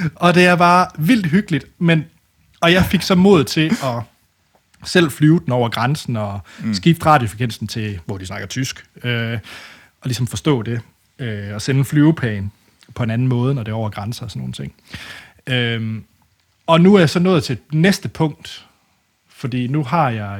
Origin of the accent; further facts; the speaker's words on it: West Jutland, Central Denmark Region, Denmark; jeg er fra det mørke Vestjylland